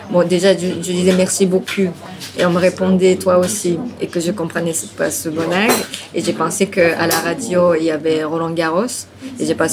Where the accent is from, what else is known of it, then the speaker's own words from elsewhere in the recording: Tokyo, Japan; French is a second language; also born or lived in Aichi / New York; euh, je viens de Japon, je suis née à Aichi, mais je suis allée à, euh, grandir à Tokyo très vite, après six mois.